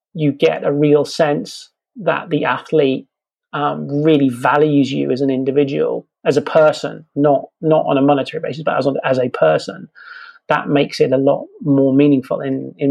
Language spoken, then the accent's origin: English; England, United Kingdom; I'm English